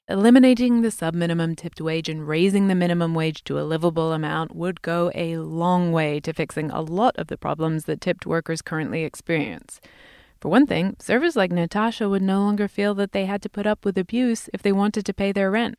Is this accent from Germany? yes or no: no; England, United Kingdom; now in United States; I come from England